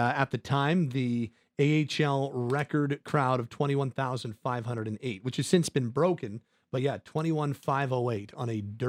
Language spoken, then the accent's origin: English; Calgary, Alberta, Canada; Born and raised in Calgary.